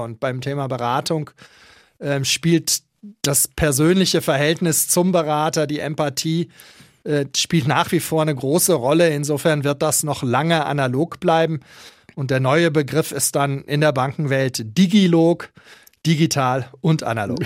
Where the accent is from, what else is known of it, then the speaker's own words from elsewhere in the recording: Münster, North Rhine-Westphalia, Germany; now in Nuremberg, Germany; Ich fühle mich nicht als Preuße, sondern als in Münster gebürtiger Westfale.